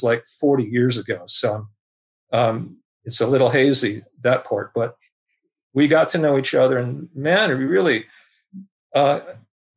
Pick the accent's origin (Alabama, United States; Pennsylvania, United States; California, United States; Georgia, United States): California, United States; San Francisco; I was born here in San Francisco, one of the rare natives.